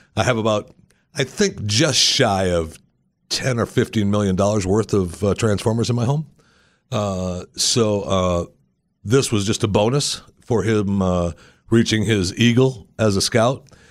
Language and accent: English; Michigan, United States; moved away; also born or lived in Pennsylvania / Texas; I was born in Michigan, and I got out of there as soon as possible